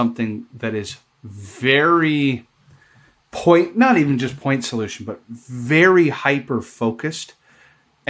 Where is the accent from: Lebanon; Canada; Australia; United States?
Canada; I'm Canadian